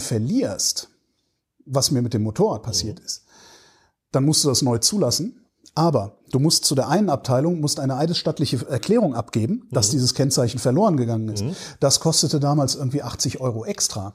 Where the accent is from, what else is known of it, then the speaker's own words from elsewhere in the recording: near Bonn, North Rhine-Westphalia, Germany; ich bin ja in der Nähe von Bonn groß geworden